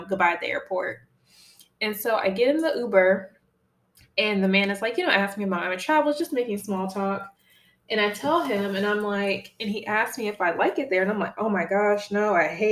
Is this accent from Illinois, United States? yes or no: yes; Chicago, Illinois, United States; moved away as an adult; now in East Coast, United States; my last week home in my hometown